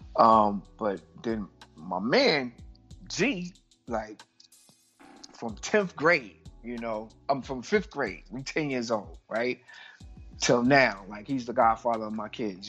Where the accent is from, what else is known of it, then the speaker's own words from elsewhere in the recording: New York City, New York, United States; I'm from Brooklyn